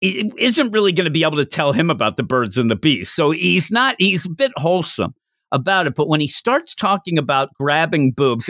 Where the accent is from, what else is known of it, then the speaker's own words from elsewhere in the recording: Philadelphia, Pennsylvania, United States; I'm from the East Coast of the U.S.